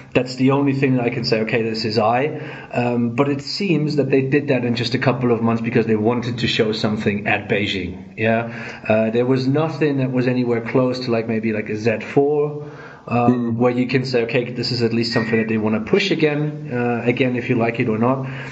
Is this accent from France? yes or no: no; Germany; I'm from Germany